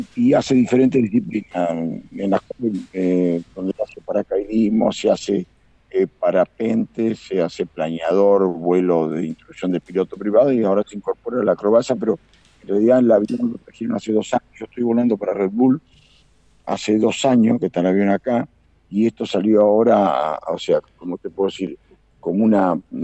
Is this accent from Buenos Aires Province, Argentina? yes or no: yes; Carlos Casares, Buenos Aires Province, Argentina; nací en Carlos Casares, me crié en una empresa de aeroplicación